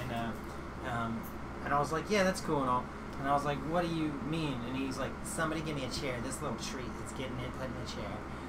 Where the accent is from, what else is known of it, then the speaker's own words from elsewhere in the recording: Blythewood, South Carolina, United States; also born or lived in Maryland; No, I grew up in Blythewood, South Carolina.